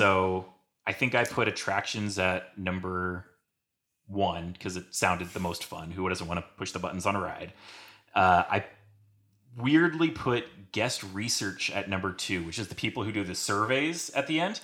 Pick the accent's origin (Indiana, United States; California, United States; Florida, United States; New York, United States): California, United States; San Diego; moved away; I grew up in San Diego, California